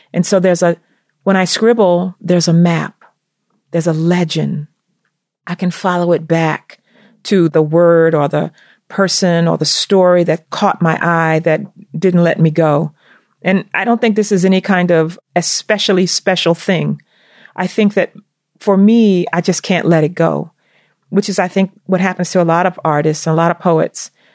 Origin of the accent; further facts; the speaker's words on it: the South, United States; growing up in the South